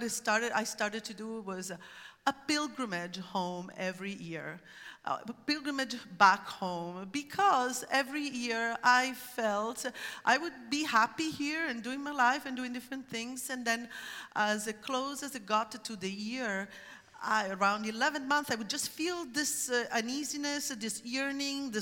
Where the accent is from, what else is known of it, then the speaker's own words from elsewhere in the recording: Syracuse, Sicily, Italy; moved away as an adult; also born or lived in Catania, Italy; now in Oregon, United States; I grew up in Sicily, which is a conservative society